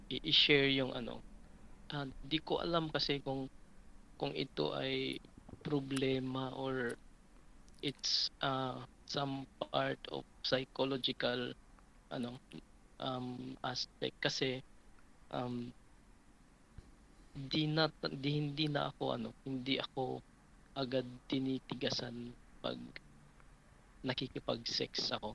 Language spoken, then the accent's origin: Tagalog; Visayas, Philippines; I'm from Visayas. So, I'm 33 years old.